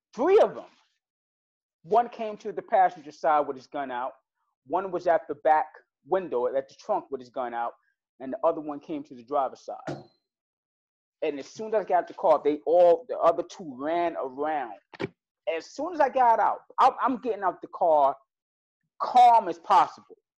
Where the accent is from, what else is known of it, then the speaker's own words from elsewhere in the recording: New York City, New York, United States; I'm from Brooklyn